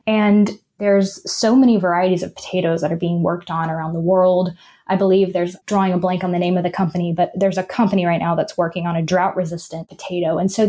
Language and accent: English; the South, United States; because for me, like growing up in the South, I think a great example is the holidays.